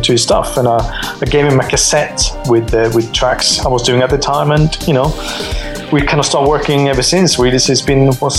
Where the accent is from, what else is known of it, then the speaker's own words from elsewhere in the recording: Gothenburg, Västra Götaland, Sweden; my hometown, Gothenburg